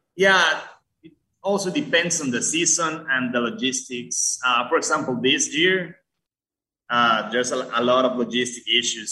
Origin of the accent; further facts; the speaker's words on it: Costa Rica; now in Guatemala; I'm from Costa Rica, actually.